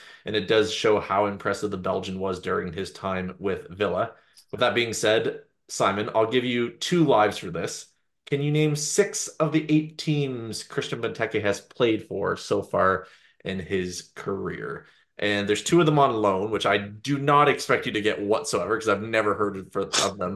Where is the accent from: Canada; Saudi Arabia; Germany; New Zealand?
Canada; being a Canadian